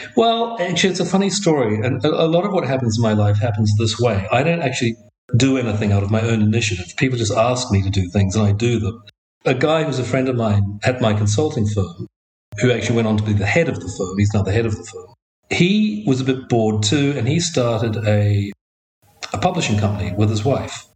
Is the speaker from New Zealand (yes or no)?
yes; Auckland, New Zealand; I grew up in Auckland in a neighborhood. Well, if I say Howick, which is what we used to call it